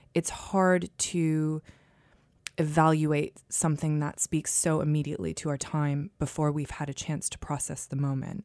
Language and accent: English; United States; moved away as an adult; now in United Kingdom; I certainly grew up in a culture in America